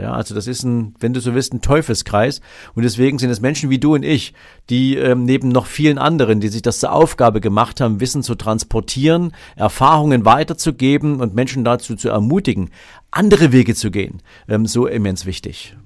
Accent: Dresden, Saxony, Germany; ich bin ja in der DDR geboren, in Dresden

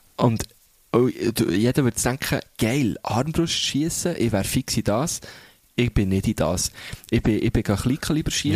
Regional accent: Thun, Bern, Switzerland; dass ich als Kind in der Kadette war, so eine Jugendorganisation

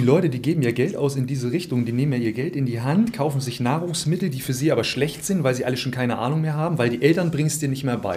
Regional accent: Thuringia, Germany; moved away; ich komme ursprünglich aus Thüringen

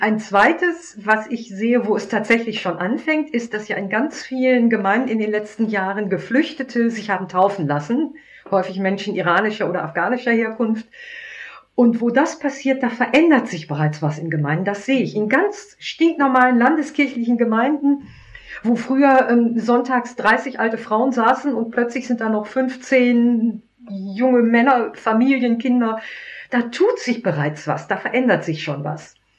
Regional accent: Germany; meine Identität als Christ so, so an meinem Deutschsein hängt

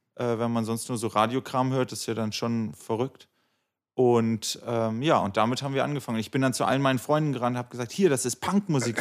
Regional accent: Göttingen, Lower Saxony, Germany; moved away as an adult; now in Berlin, Germany; alles Göttinger gewesen und dann nach dem Abi alle geschlossen nach Berlin gezogen.

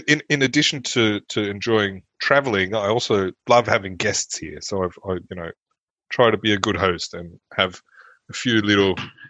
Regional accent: Sydney, New South Wales, Australia; first language German; English is a second language; moved away as an adult; also born or lived in Germany; now in Neuss, Germany; Growing up in Cronulla in Sydney, south of Sydney in the early...

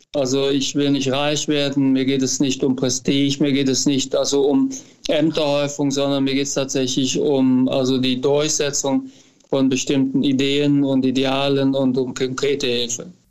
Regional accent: near Düren, North Rhine-Westphalia, Germany; moved away as an adult; also born or lived in United States; now in Cologne, Germany; ich komme ja aus der Gegend, aus also der Nähe von Düren

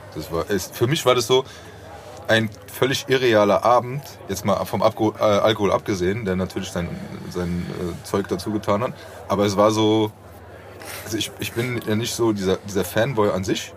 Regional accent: Frankfurt, Hesse, Germany; ich komme aus Frankfurt

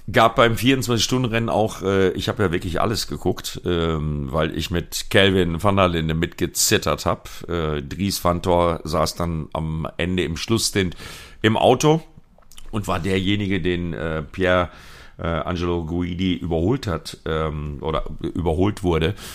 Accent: Sauerland, North Rhine-Westphalia, Germany; meine Heimat, Sauerland, äh, Altena, Plettenberg, Verdol

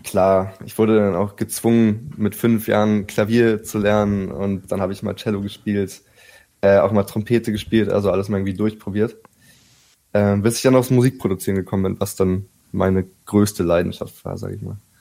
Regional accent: Berlin, Germany; Ich bin tatsächlich hier aufgewachsen in Berlin

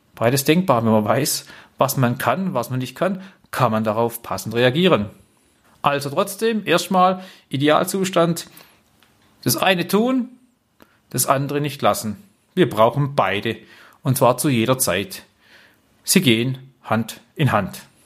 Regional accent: Black Forest, Baden-Württemberg, Germany; ich komme ja hier aus dem Schwarzwald

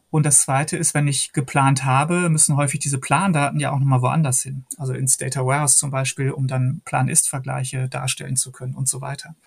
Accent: Hagen, North Rhine-Westphalia, Germany; moved away; Ich stamme ja aus Hagen in Westfalen

